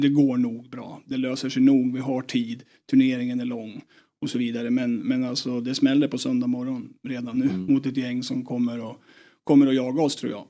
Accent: Eskilstuna, Södermanland, Sweden; det var uterink i Eskilstuna på den tiden.

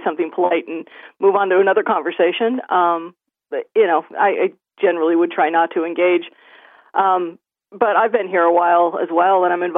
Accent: United States; now in Monaghan, Ireland; Also American, living in Monaghan

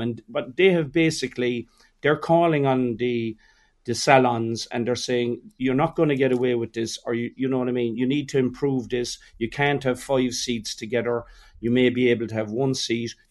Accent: Ireland; we're Irish.

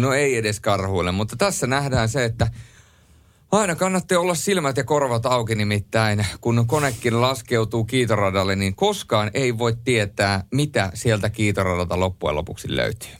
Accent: Rovaniemi, Lapland, Finland; ei se Rovaniemeltä tule, mistä minä olen kotoisin

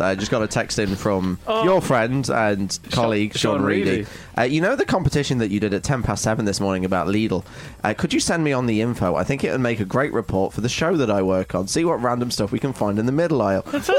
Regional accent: Rohini, Delhi, India; from Rohini, and I work in telesales.

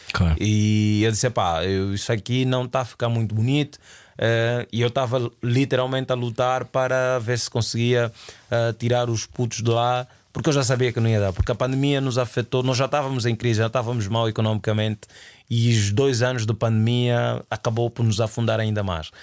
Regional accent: Luanda, Luanda Province, Angola; moved away; also born or lived in Portugal; eu saí do Sambizanga eh, e fui viver para a ilha de Luanda.

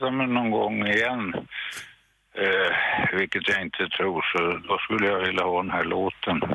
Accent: Saltsjöbaden, Stockholm County, Sweden; moved away as an adult; now in Österlen, Sweden; Jag kommer från Saltsjöbaden utanför Stockholm. Jag flyttade därifrån för tio år sedan.

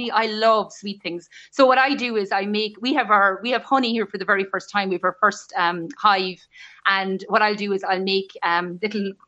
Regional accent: Midlands, Ireland; I grew up in the Midlands and we ate from the garden.

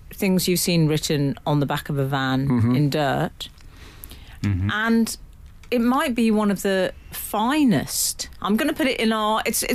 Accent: London, United Kingdom; me growing up in North London

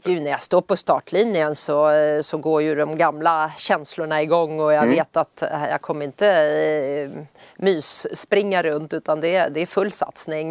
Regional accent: Södertälje, Stockholm County, Sweden; i Södertälje där jag är uppvuxen

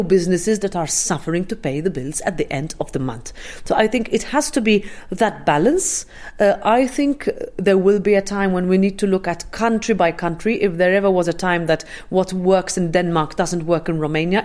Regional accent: Malta; I'm Maltese

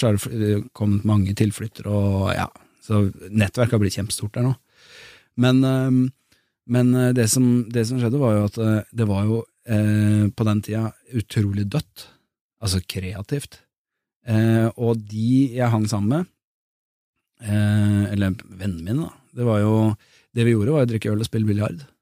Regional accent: Drammen, Buskerud, Norway; moved away; also born or lived in Bergen; Jeg flyttet tilbake til Drammen, jeg var født og vokst der.

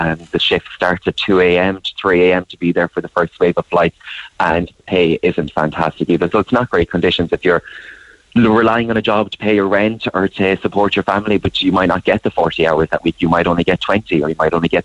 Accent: Clare, Munster, Ireland; I'm from Clare, and I would fly out of Shannon where possible

